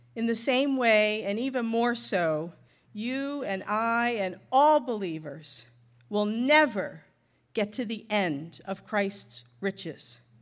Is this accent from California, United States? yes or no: no; North Shore of Boston, Massachusetts, United States; moved away; I grew up in Massachusetts on the north shore of Boston